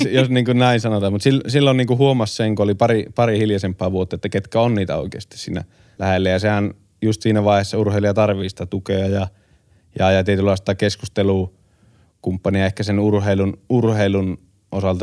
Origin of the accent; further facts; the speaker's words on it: Kuopio, North Savo, Finland; meillä Kuopiossa